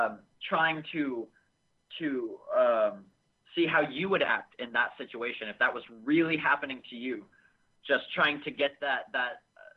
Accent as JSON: {"language": "English", "town": "Sacramento", "region": "California", "country": "United States", "tie": "born or raised there", "also_born_or_lived": "Canada / Los Angeles", "said": "Well, I was originally born in California. When I was about 3 years old, I moved up to Canada, up to the West Coast, and I lived there for about 7 years, and when I was about 11, I came back to Sacramento, where I was born"}